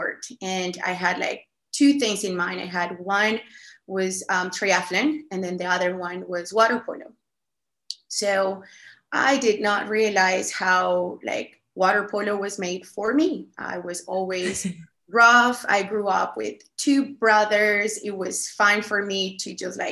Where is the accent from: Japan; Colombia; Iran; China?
Colombia; English is a second language; moved away; I was born and raised in Colombia